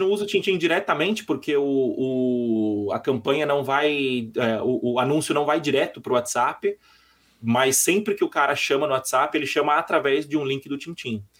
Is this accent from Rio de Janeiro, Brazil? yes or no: no; São Paulo, Brazil; sou de São Paulo